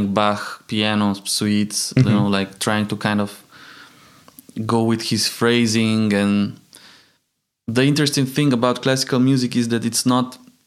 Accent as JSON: {"language": "English", "country": "Slovenia", "said": "I come from Slovenia, and I come from a musical family"}